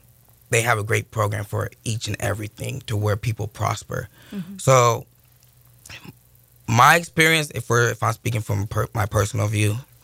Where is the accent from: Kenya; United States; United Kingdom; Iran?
United States; Sacramento, California; moved away as an adult; also born or lived in Monterey, California / Houston, Texas; I was born in Monterey, mm-hmm. raised here in Sacramento.